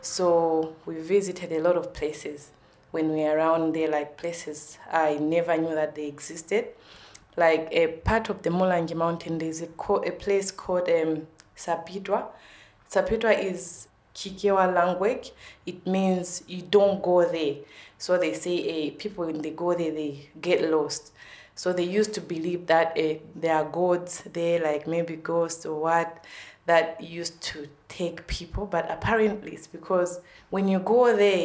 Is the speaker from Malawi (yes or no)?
yes; Blantyre, Southern Region, Malawi; moved away as an adult; now in Ireland; I'm from Malawi, the southern part of Africa.